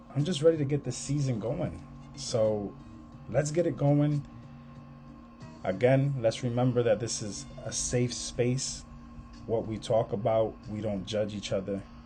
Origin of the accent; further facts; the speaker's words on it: Hartford, Connecticut, United States; I was born and raised in Hartford, Connecticut.